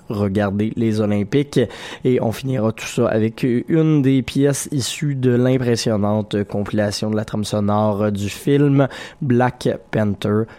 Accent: Quebec, Canada; plus près de chez nous, au Au Québec

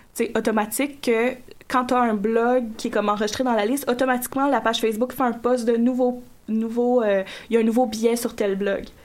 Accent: Gatineau, Quebec, Canada; moved away; moi, je, je viens de Gatineau, secteur Gatineau

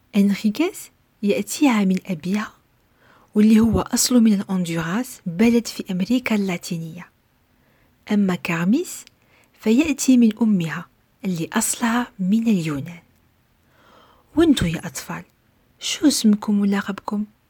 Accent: Algeria; في بلدي الجزائر

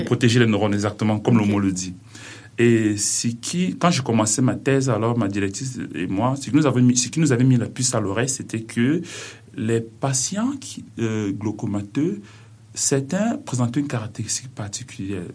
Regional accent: Cameroon; now in Quebec, Canada; je suis originaire du Cameroun

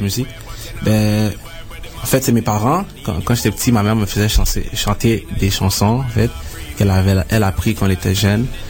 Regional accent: Montreal, Quebec, Canada; je suis né à Montréal.

